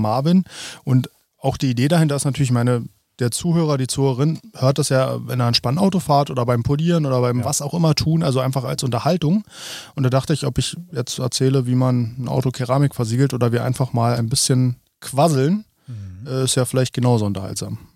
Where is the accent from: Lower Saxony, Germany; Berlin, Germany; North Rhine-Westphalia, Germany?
Berlin, Germany; Spandau; bei uns in Spandau